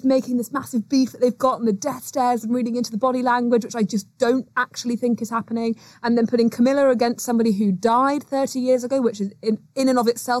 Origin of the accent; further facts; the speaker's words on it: United Kingdom; being British